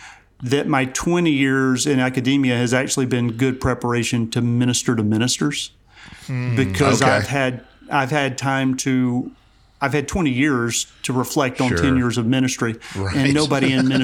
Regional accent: Savannah, Georgia, United States; moved away as an adult; now in East Tennessee, United States; I grew up in South Georgia, but I've been living in East Tennessee now for about 30 years, so I guess I'm an East Tennessee boy.

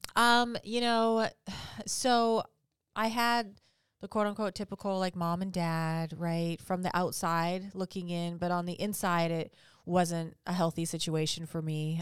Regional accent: Vancouver, British Columbia, Canada; now in Huntington Beach, United States; I'm from Orange County. Well, I'm not from Orange County. I'm originally from Canada

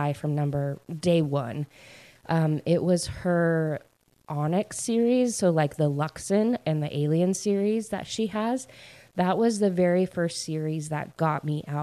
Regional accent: Idaho, United States; moved away as an adult; also born or lived in Utah; now in East Coast, United States; I grew up in Idaho, and I lived there in my hometown until I graduated from high school.

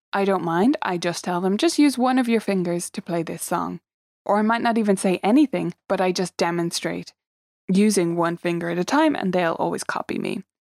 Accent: Dublin, Leinster, Ireland; I am from Dublin in Ireland

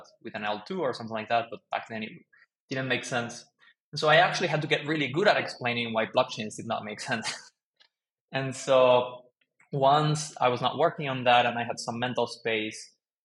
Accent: Mexico City, Mexico; moved away as an adult; also born or lived in United States; I grew up in Mexico City, lived there most of my life

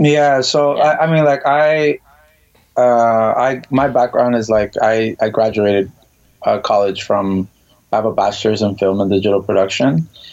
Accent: Miami, Florida, United States; moved away as an adult; now in New York, United States; I am originally from Miami, Florida, born and raised.

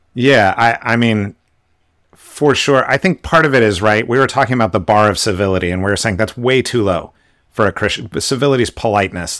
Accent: West Coast, United States; So I live on the West Coast. I grew up on the West Coast.

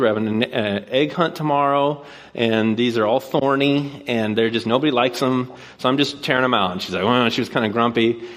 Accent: Puyallup, Washington, United States; moved away as an adult; now in Bellingham, United States; I grew up here in Puyallup, and I went to Rogers

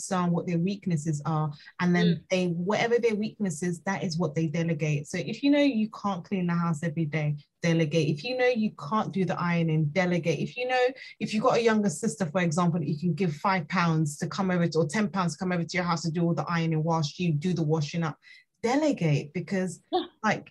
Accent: Nigeria; I'm Nigerian

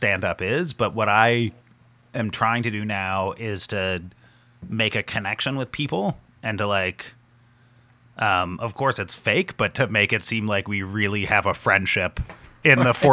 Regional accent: Ontario, Canada; moved away as an adult; also born or lived in Montreal; I was born in Ontario. I went to McGill

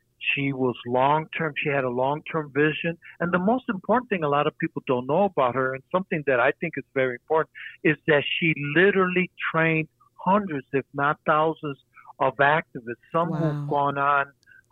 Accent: Detroit, Michigan, United States; also born or lived in Puerto Rico; I was born in Puerto Rico, but grew up in Southwest Detroit and consider that my home, basically. Yeah. Lifelong Detroiter.

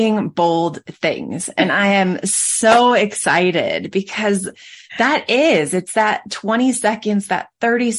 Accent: Michigan, United States; also born or lived in Colorado; I grew up in Colorado, or grew up in Michigan, and our winters were cold

